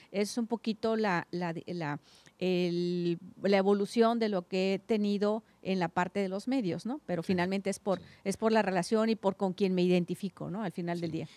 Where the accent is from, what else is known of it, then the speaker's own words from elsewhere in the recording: Guadalupe Victoria, Baja California, Mexico; yo soy del Valle, de Guadalupe Victoria, kilómetro 43